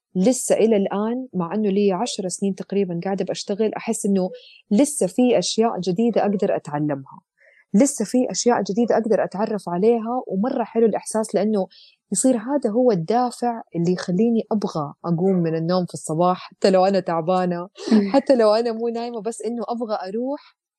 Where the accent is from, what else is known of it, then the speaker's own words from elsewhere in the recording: Jeddah, Makkah Province, Saudi Arabia; moved away as an adult; also born or lived in Eastern Province, Saudi Arabia / Leeds, United Kingdom; وأنا أصلا من جدة